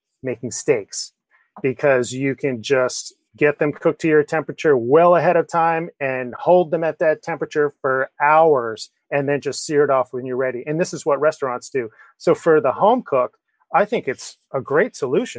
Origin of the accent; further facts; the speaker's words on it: Kinnelon, New Jersey, United States; I grew up in Northeast New Jersey.